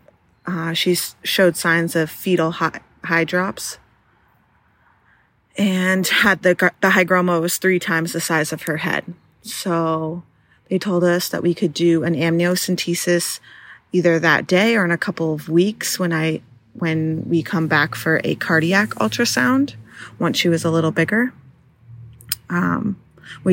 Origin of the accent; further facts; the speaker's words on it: New Hampshire, United States; I had to leave my hometown